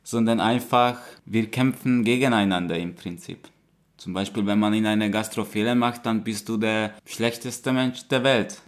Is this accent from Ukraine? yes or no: no; Hungary; moved away as an adult; now in Germany; Ich komme aus Ungarn. Ich lebe seit fünf Jahren in Deutschland.